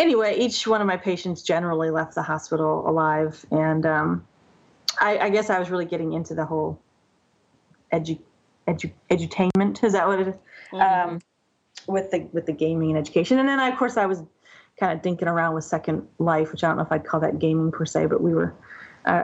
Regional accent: United States; as an American

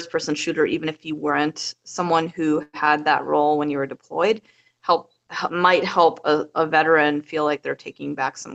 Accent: Minnesota, United States; I'm from Minnesota, but I moved all over the place.

